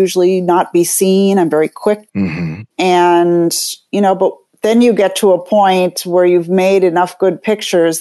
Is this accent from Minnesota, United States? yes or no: yes; Minneapolis, Minnesota, United States; moved away as an adult; now in New York City, United States; I'm from Minneapolis. I'm in the Midwest originally, where we moved to the East Coast in 1991